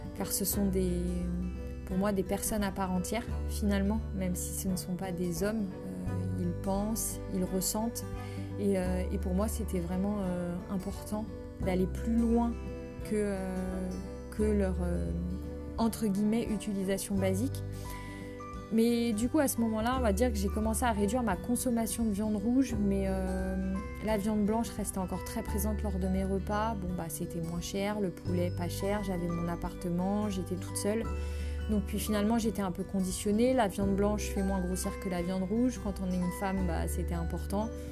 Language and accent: French; Brittany, France; je suis bretonne d'origine